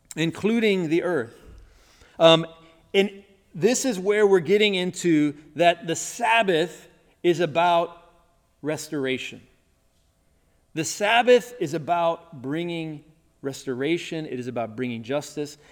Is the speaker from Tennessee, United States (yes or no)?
yes; Tennessee, United States; when I was growing up in the South, in Tennessee